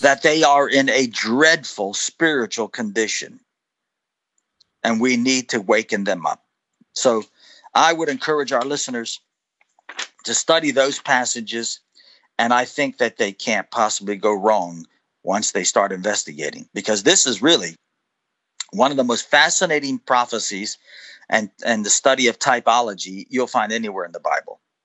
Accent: United States; I'm an American

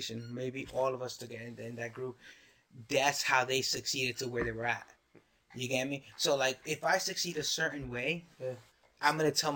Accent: United States; I'm an American

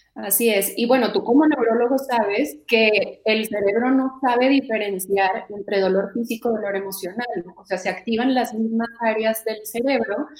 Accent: Mexico; como mexicanos o como latinos

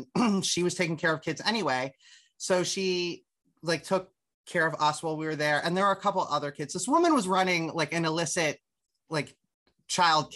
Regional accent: Harrisburg, Pennsylvania, United States; I grew up in Susquehanna Township, which is the immediate municipality around it

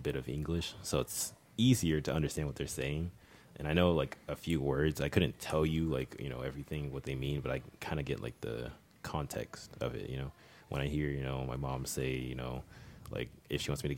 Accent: Texas, United States; I'm from Texas, I mean, we're all from Texas

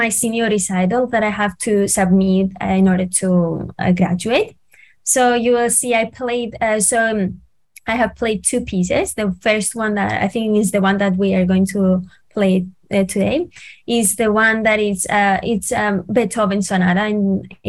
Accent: Cyprus; first language Greek; English is a second language; moved away; I'm from Cyprus. That's why you can see I have the accent

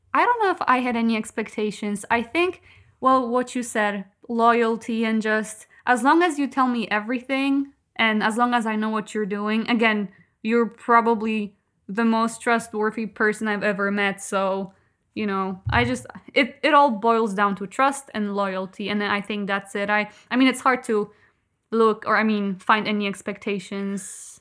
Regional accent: Kołobrzeg, West Pomeranian Voivodeship, Poland; English is a second language; I'm from Kołobrzeg

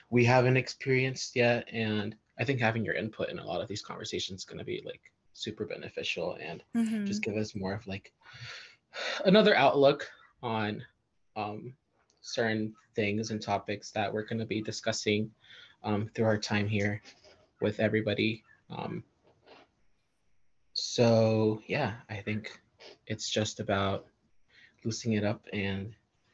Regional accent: Atlanta, Georgia, United States; I am from the Metro Atlanta area.

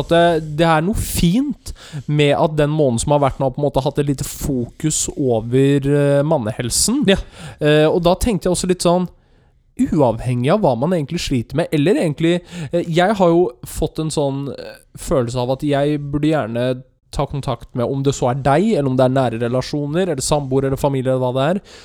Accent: Løten, Innlandet, Norway; jeg er fra Løten

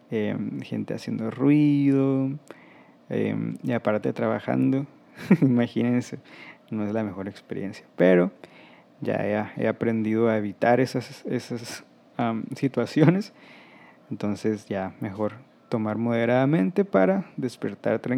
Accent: Mexico; hay algunas bebidas que no me gustan tanto, como el tequila, aunque soy mexicano.

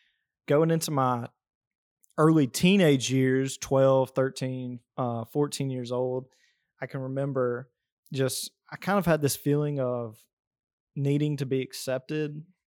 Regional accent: Alabama, United States; I mean, I grew up down here in South Alabama in a very country family. I mean, my grandparents have a farm, and I grew up on the farm for most summers.

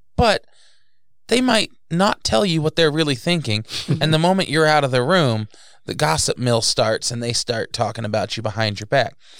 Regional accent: New Jersey, United States; moved away; I was raised in New Jersey

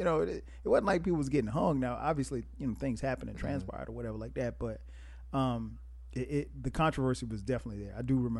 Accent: the South, United States; growing up in the South

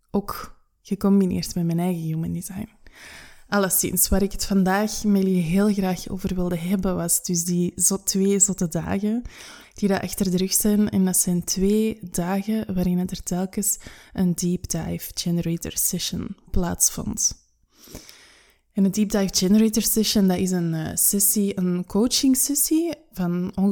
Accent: United Kingdom; Ik ben Brits, holistisch coach en audiomaker

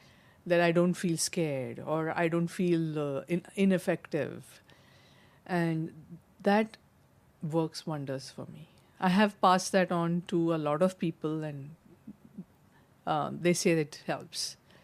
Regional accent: Mumbai, Maharashtra, India; moved away as an adult; now in United States; And growing up in Mumbai with the film industry or in the USA after marriage, I had to do many things which I had to be individually capable of dealing

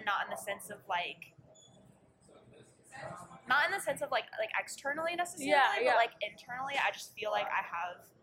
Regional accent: Marion, Iowa, United States; now in Ames, United States; I'm from Marion, Iowa, originally.

